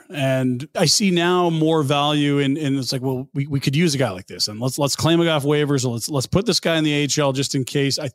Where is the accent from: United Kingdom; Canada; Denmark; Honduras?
Canada; Calgary, Alberta; also born or lived in British Columbia; I grew up in the Calgary area